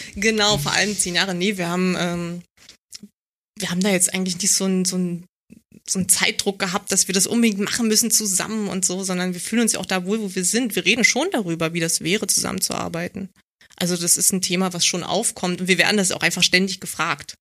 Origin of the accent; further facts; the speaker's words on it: Berlin, Germany; ich komme aus Marzahn und ähm, ich war halt ein Kind